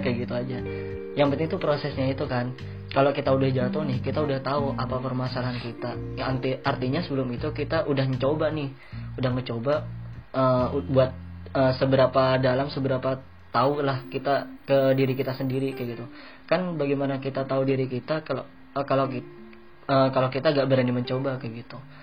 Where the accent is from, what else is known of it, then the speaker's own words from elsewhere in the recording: Madura, East Java, Indonesia; moved away as an adult; now in South Korea; kita dari Madura